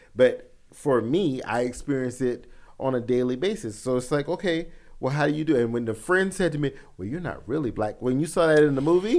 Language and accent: English; the South, United States; I grew up in the South